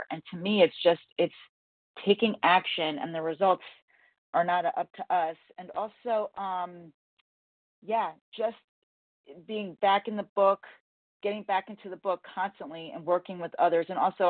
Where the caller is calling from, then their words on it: Connecticut, United States; gratefully recovered in Connecticut.